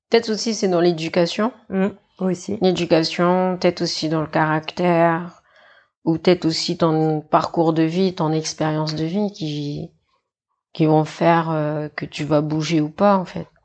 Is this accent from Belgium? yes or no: no; New Caledonia; also born or lived in Nouméa; Non, non, moi j'ai grandi à Tieta et j'ai grandi à Ouvert, enfin des deux côtés de, de mes parents.